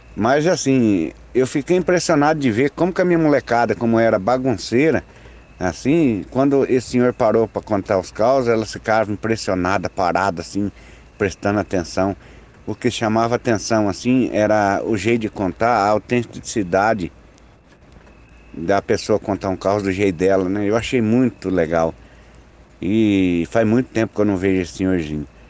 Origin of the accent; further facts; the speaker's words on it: Paraná, Brazil; vamos comigo até lá na minha cidade